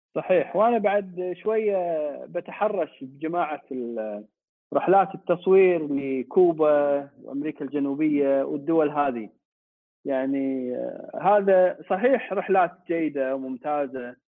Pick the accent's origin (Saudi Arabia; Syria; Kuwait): Kuwait; احنا عندنا بالكويت